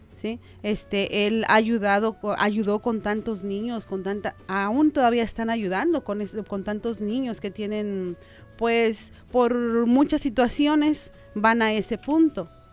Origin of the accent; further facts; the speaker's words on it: Guadalajara, Jalisco, Mexico; moved away as an adult; now in Omaha, United States; nosotros venimos de Jalisco, Guadalajara